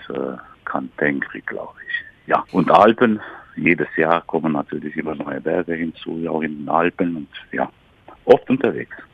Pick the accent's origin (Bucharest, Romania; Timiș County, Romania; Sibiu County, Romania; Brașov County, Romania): Brașov County, Romania; Criț; moved away as an adult; also born or lived in Sighișoara; now in Germany; Ich bin geboren in Deutschkreuz, das ist auch Rumänisch Kritz